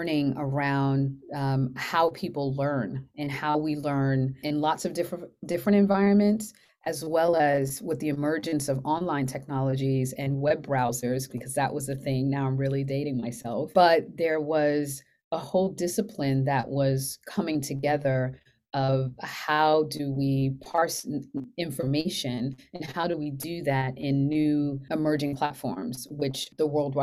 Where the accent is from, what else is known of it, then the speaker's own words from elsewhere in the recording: Uniondale, New York, United States; moved away as an adult; also born or lived in Brooklyn, New York; now in Singapore; I was born in Brooklyn, New York, and then I grew up. So I graduated and finished high school on Long Island in Nassau County in a town called Uniondale